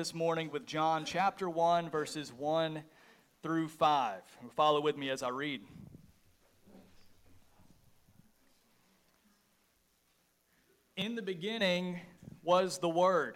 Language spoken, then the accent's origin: English; just south of Atlanta, Georgia, United States; I grew up just south of the city of Atlanta, Georgia